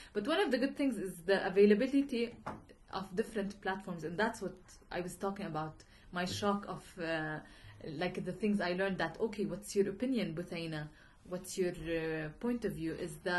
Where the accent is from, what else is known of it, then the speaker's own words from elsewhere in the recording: Irbid, Irbid Governorate, Jordan; also born or lived in United States; Mm-hmm. I was born and raised in Irbid, in the north of Jordan.